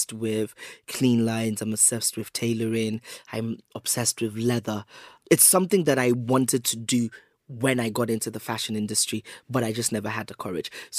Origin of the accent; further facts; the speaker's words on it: United Kingdom; also born or lived in Lagos, Nigeria; I was born and raised here